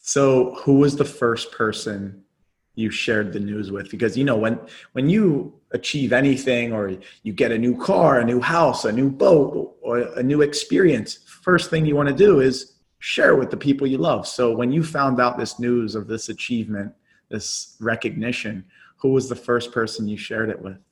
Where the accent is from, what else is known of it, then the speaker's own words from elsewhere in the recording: Philadelphia, Pennsylvania, United States; I was in my hometown, the, the city that I was born in, and the founding of America